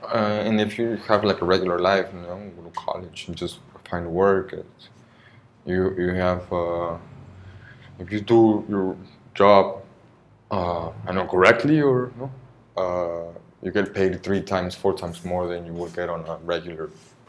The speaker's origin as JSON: {"language": "English", "region": "Oaxaca", "country": "Mexico", "tie": "born or raised there", "also_born_or_lived": "Veracruz / United States", "second_language": "English", "lives_now": "Mérida, Mexico", "said": "And the longest part of my life I've lived in the places in Oaxaca"}